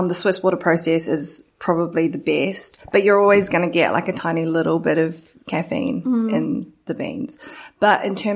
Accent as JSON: {"language": "English", "country": "New Zealand", "said": "I'm from New Zealand"}